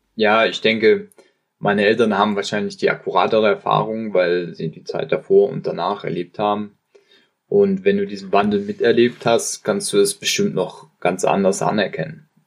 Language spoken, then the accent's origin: German; Oman; moved away as an adult; also born or lived in United Kingdom; Ich komme aus dem Oman und wurde in einem sehr kleinen Dorf in einer Bergregion geboren